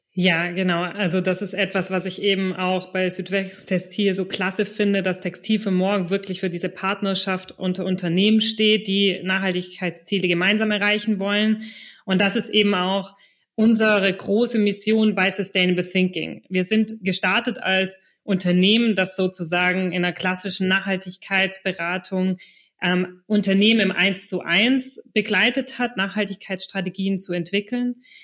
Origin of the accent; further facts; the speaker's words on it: Stuttgart, Baden-Württemberg, Germany; moved away; also born or lived in Düsseldorf / Hamburg / Belgium / Reutlingen; ich komme selber aus der Stuttgarter Region und habe in Düsseldorf, Hamburg, Belgien und sonst wo gewohnt